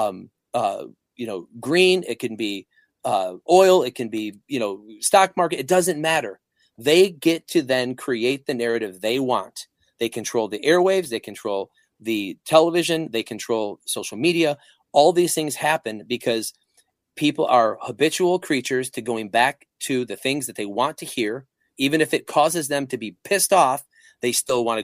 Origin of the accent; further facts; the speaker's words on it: Flint, Michigan, United States; I grew up in the Flint, Michigan area. I was in the suburbs